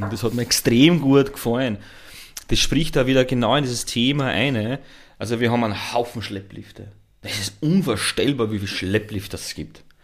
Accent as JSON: {"language": "German", "region": "Lower Austria", "country": "Austria", "said": "Ich komme eben aus dem Niederösterreich, da Schneebergregion, hohe Wand"}